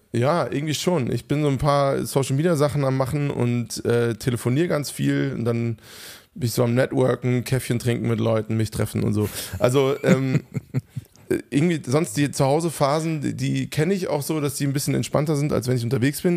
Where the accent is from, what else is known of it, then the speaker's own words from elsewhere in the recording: Hofheim am Taunus, Hesse, Germany; moved away; Hofheim, wo einfach Reichtum zur absoluten Tagesordnung gehörte. Also ich bin aufgewachsen im Umfeld